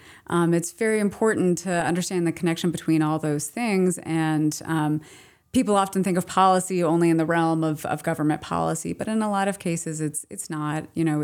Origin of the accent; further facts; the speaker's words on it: Ohio, United States; I grew up in Ohio. I went to outdoor education camp